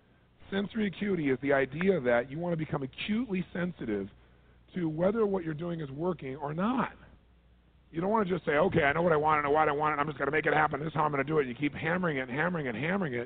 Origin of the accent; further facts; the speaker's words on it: Southern California, United States; I'm from Southern California.